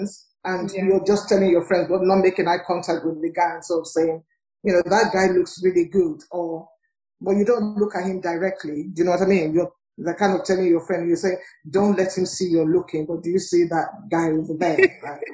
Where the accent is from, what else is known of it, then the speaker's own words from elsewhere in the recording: Nigeria; I'm from Nigeria